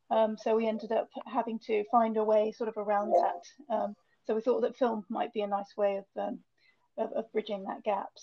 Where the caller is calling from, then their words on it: Meon Vale, West Midlands, United Kingdom; I'm based in Meon Vale, which is a new village based just outside of Stratford-on-Avon.